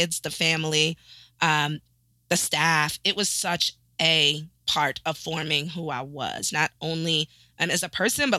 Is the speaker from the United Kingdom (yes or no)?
no; East Providence, Rhode Island, United States; I am originally from East Providence, Rhode Island, super proud townie here